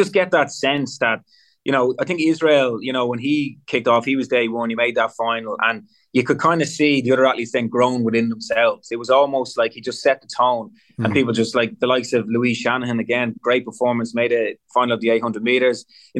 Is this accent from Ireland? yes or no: yes; Ireland; that maybe as Irish people, we're a little bit like, oh, I don't know.